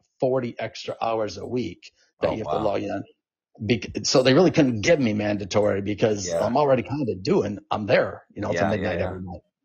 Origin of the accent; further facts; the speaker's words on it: Arizona, United States; moved away; I'm from Arizona.